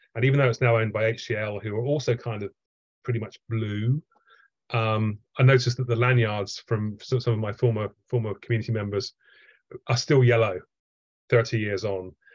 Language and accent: English; Southampton, South East England, United Kingdom; I grew up in Southampton